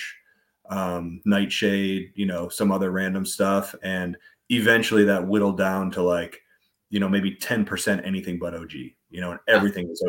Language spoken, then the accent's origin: English; Ohio, United States; moved away; I'm from Ohio originally, and in Ohio, the first grow kind of group that I was a part